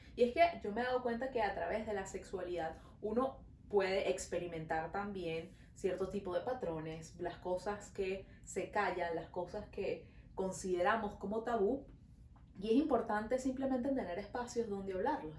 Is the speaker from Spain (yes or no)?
no; Venezuela; now in Montreal, Canada